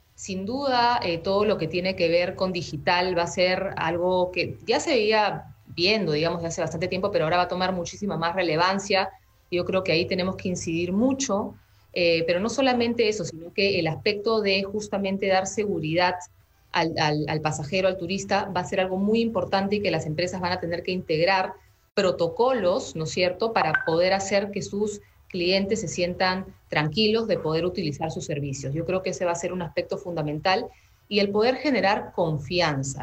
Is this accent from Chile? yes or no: no; Peru; como peruanos